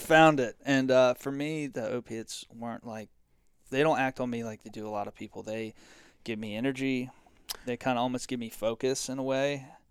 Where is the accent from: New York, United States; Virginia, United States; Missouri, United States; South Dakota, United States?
Virginia, United States; Virginia Beach; I'm from Virginia Beach, Virginia.